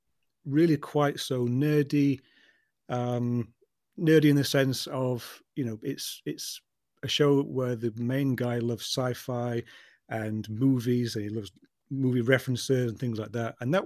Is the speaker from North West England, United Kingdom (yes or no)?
no; London, United Kingdom; I'm actually a Londoner born and bred, you see, as you can probably tell from my accent.